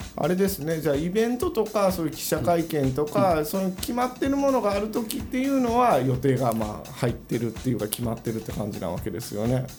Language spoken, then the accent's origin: Japanese; Kansai, Japan; also born or lived in Tokyo; now in Miura, Japan; 僕はえっ、ー、と関西人なんですけど